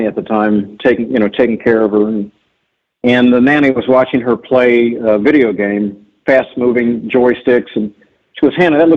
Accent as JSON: {"language": "English", "town": "New Castle", "region": "Indiana", "country": "United States", "tie": "born or raised there", "moved": "yes", "lives_now": "Shaker Heights, United States", "said": "growing up in Central Indiana"}